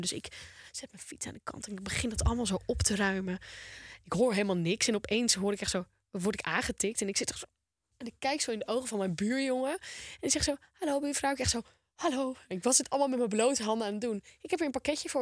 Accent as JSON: {"language": "Dutch", "town": "Volendam", "region": "North Holland", "country": "Netherlands", "said": "Ik ben een Volendammer"}